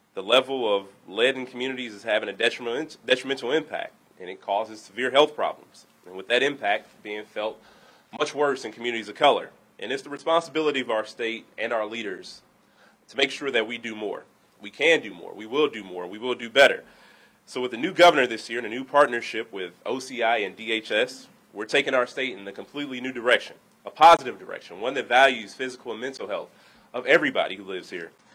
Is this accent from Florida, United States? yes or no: no; Milwaukee, Wisconsin, United States; my hometown, the city of Milwaukee